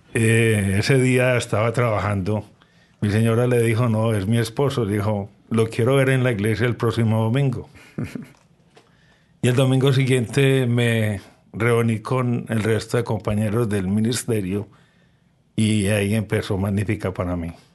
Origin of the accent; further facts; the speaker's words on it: Medellín, Antioquia, Colombia; now in Canada; yo soy de Medellín, Colombia.